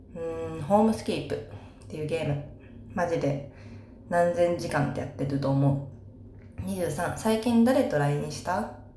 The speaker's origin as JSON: {"language": "Japanese", "region": "Saitama", "country": "Japan", "tie": "born or raised there"}